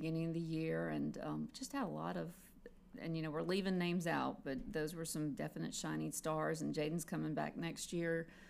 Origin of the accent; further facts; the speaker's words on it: Mobile County, Alabama, United States; I'm a graduate from Mobile County Schools